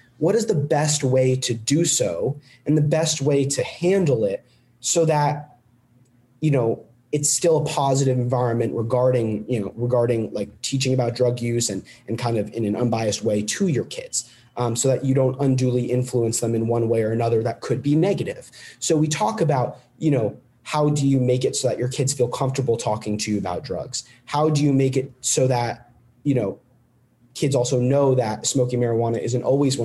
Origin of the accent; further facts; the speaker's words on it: Connecticut, United States; my home state, Connecticut